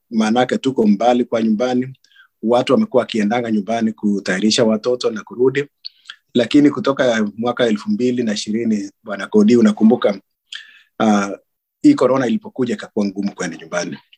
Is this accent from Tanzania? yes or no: no; Kenya; sisi ni wakalenjin majority wetu ni wakalenjin na kama sio wakalenjin mtu ana relationship na wakalenjin